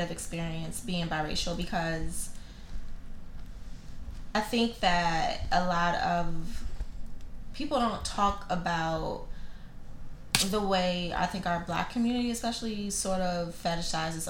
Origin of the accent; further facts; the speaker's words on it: Maryland, United States; we both grew up in Maryland